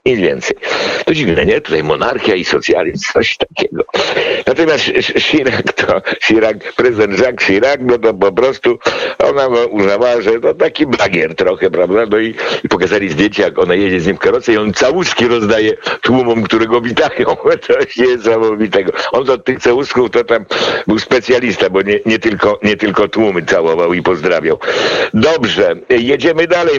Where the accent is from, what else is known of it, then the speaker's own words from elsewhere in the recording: Poland; ja z PRL-u